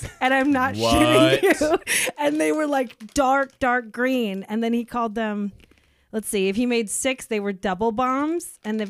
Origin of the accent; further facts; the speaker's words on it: Seattle, Washington, United States; we're from Seattle.